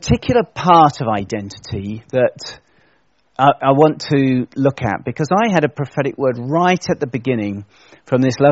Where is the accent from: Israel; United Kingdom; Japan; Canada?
United Kingdom; as British people